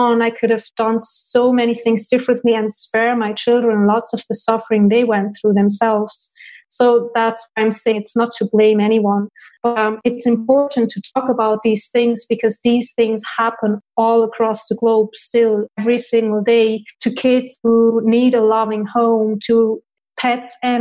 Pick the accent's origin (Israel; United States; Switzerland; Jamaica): Switzerland; I was born in Switzerland and I have 5 siblings, 4 sisters and 1 brother